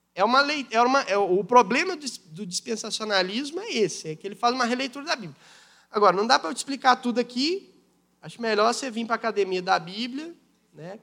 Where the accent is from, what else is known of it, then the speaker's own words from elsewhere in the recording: Brazil; nós somos brasileiros